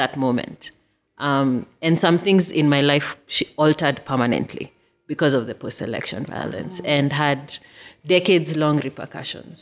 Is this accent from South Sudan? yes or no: no; Kenya; being Kenyan